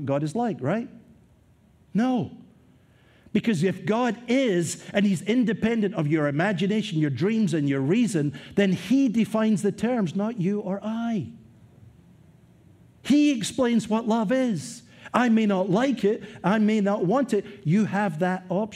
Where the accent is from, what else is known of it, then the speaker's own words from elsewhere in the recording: Scotland, United Kingdom; moved away; as a young man growing up in Scotland